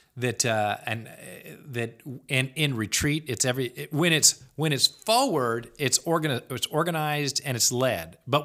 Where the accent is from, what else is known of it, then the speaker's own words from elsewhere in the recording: the South, United States; moved away; I am from the South. I've still got relatives in the South.